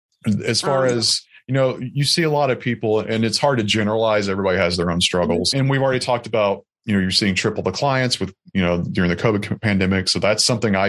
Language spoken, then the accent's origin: English; Alabama, United States; now in Baltimore, United States; I'm from Alabama.